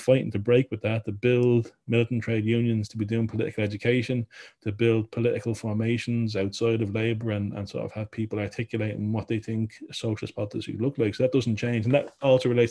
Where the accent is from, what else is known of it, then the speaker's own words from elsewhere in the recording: Ireland; now in Wales, United Kingdom; I grew up in Ireland